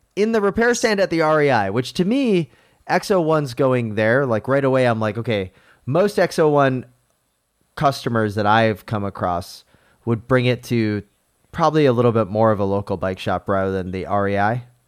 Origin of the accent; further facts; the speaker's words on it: Newport, Rhode Island, United States; moved away; I was born in Newport, Rhode Island